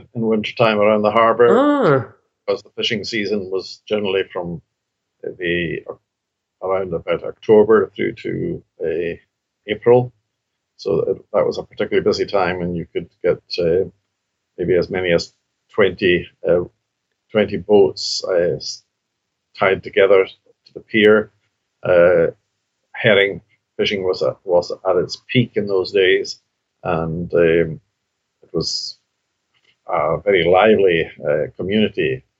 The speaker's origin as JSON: {"language": "English", "town": "Lochmaddy", "region": "Scotland", "country": "United Kingdom", "tie": "born or raised there", "first_language": "Scottish Gaelic", "second_language": "English", "said": "I grew up in the island of North Uist, which is just about in the centre of the Outer Hebrides, Lewis and Harris to the north, South Uist and Barra to the south, chain of islands."}